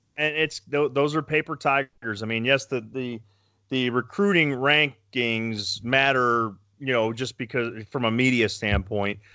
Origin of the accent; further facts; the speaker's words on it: Berea, Ohio, United States; I grew up in Berea, so I know where Medina is